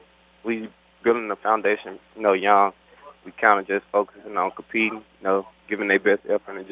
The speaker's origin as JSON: {"language": "English", "town": "Monroe", "region": "Louisiana", "country": "United States", "said": "I'm from Monroe, Louisiana."}